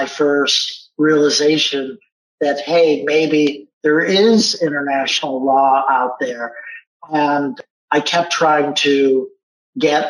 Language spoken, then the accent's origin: English; Kalamazoo, Michigan, United States; moved away as an adult; also born or lived in Iowa / Indiana / Illinois; now in Seattle, United States; Growing up in Kalamazoo, not a big city